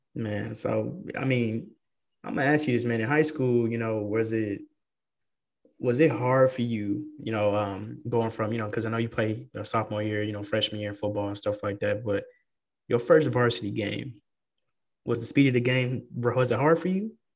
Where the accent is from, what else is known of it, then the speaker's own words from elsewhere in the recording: San Antonio, Texas, United States; now in Dallas-Fort Worth, United States; I come from San Antonio. I grew up there, and then coming up here, man, it was a huge culture shock.